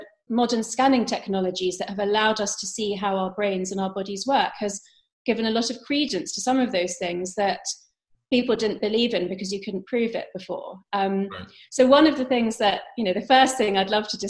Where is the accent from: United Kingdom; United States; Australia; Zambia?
United Kingdom; London; I was brought up by Indian parents, but I was brought up in London, England.